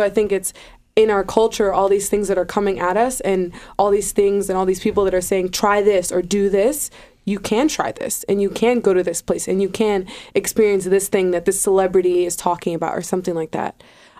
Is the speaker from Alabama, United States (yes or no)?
no; New York City, New York, United States; I grew up in New York City, so that's where I went to high school and I grew up and everything like that.